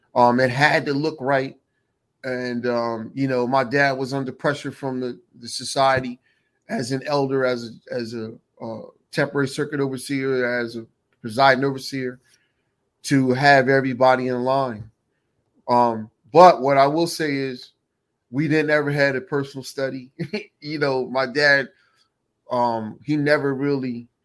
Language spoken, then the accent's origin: English; Ewing Township, New Jersey, United States; I'm from Jersey City.